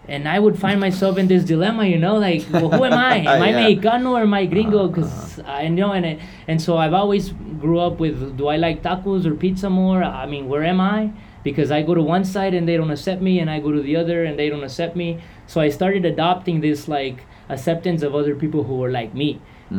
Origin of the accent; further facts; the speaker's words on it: Texas, United States; moved away as an adult; now in Costa Rica; Most of my life I grew up in Texas